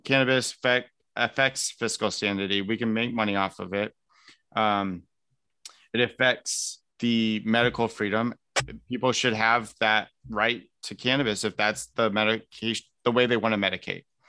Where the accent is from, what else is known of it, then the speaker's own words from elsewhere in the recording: Elkhart, Indiana, United States; now in Greenwood, United States; I'm originally from Elkhart